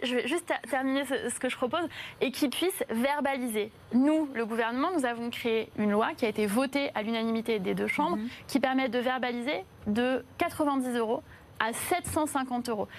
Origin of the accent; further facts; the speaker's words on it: Paris, Île-de-France, France; J'ai grandi à Belleville, donc pas très loin de la porte de la Chapelle